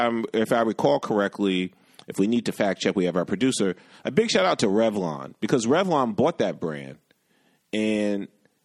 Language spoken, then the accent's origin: English; New York City, New York, United States; I grew up in the West Village.